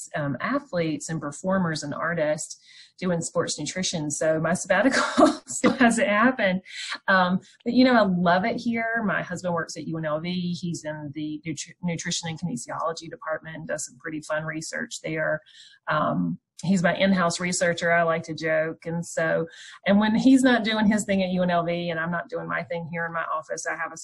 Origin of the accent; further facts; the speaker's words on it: North Carolina, United States; also born or lived in Memphis, Tennessee; now in Las Vegas, United States; I'm from North Carolina